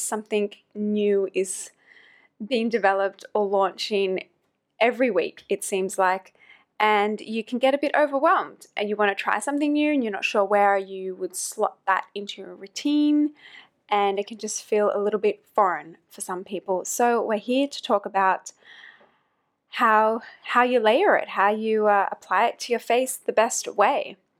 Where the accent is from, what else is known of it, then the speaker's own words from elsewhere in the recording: about one hour north of Sydney, New South Wales, Australia; moved away as an adult; also born or lived in New York City / London / Germany / Thailand; now in Hong Kong; I'm originally from Australia, close to Sydney, about one hour north of Sydney in a small kind of beach town